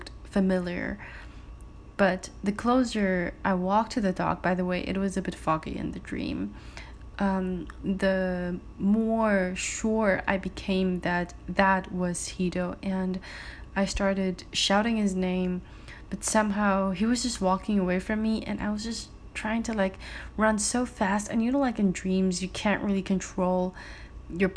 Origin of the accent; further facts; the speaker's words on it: Germany; moved away; the place I used to live in Germany, and it's a place called Mattenhofen.